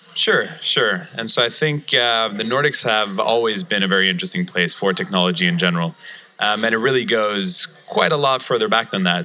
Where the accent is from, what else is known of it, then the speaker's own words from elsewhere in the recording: Malmö, Skåne, Sweden; Malmo, Sweden, my hometown.